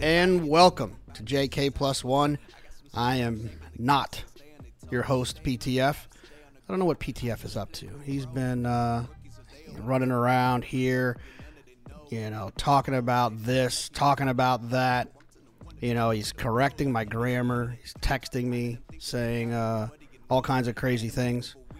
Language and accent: English; Dallas-Fort Worth area, Texas, United States; I grew up in the Dallas-Fort Worth area